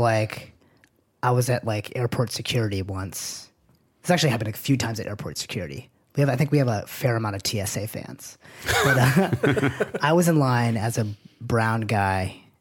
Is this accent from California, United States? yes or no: no; Manchester, New Hampshire, United States; this is in Manchester, New Hampshire. I'm from New Hampshire